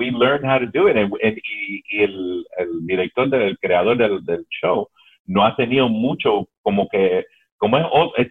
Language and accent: Spanish; Cuba; moved away; cuando nosotros llegamos de Cuba, cuando ellos llegaron de Cuba